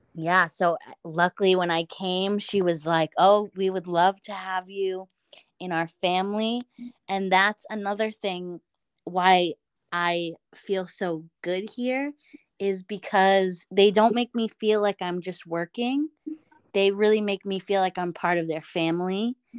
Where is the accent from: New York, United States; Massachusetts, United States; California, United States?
Massachusetts, United States; Boston; moved away as an adult; now in Westfield, United States; I am from Boston, and I am with a host family in Westfield